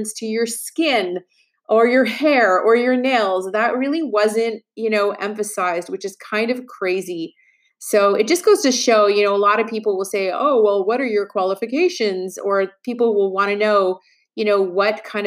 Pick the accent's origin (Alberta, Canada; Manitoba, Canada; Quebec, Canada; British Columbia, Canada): Quebec, Canada; Montreal; I actually went to school in Quebec. I was born in Montreal, and I went to school. I went to McGill University